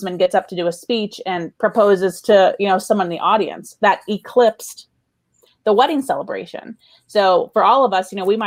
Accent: Las Vegas, Nevada, United States; I was born and raised in Las Vegas

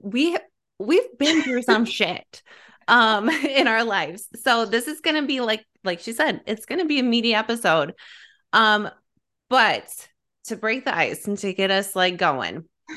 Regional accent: Illinois, United States; born and raised in Illinois, blue collar family

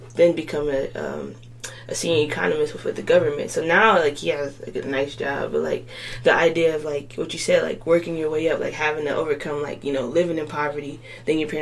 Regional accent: Chicago, Illinois, United States; I'm from Chicago. I'm from the south suburbs of Chicago

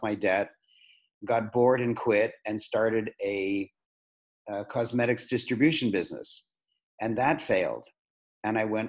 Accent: Toronto, Ontario, Canada; I was born in Toronto. I've lived in Toronto all my life. I'm a very proud Canadian

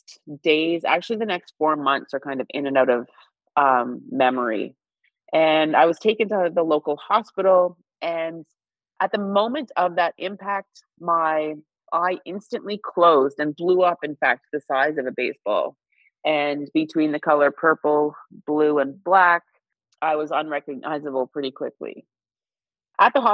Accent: Northern Ontario, Canada; moved away as an adult; growing up in Northern Ontario

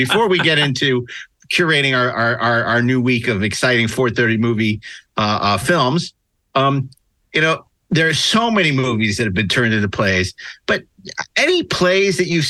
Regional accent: New York, United States; I'm from New York, so I've actually seen a lot of plays

